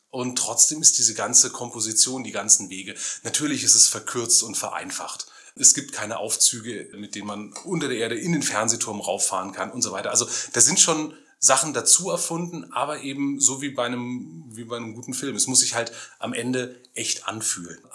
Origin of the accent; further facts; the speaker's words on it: Germany; Ja, ich muss als Deutscher auch zeigen, dass ich das verstanden habe, was da ist.